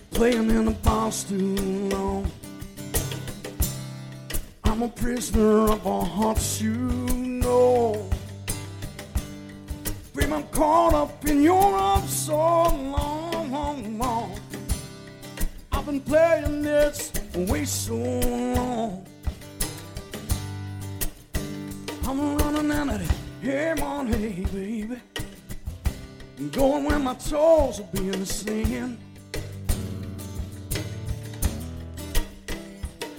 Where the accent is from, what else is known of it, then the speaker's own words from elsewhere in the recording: East Tennessee, United States; I am from East Tennessee, and I say y'all a lot, and over yonder